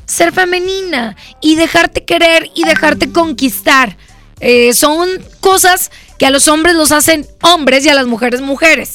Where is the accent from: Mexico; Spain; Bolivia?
Mexico; como mexicanos